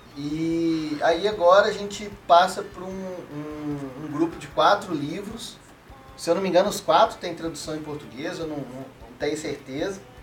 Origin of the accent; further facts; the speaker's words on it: Minas Gerais, Brazil; Como um bom mineiro